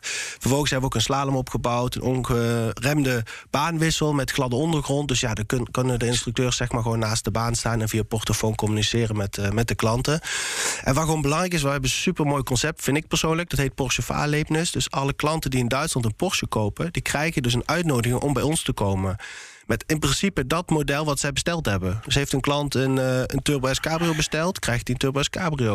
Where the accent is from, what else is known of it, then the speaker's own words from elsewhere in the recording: Eindhoven, North Brabant, Netherlands; in Eindhoven, waar ik vandaan kom